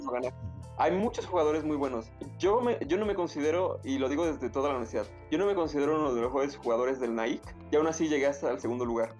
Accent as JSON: {"language": "Spanish", "country": "Mexico", "said": "nosotros como mexicanos"}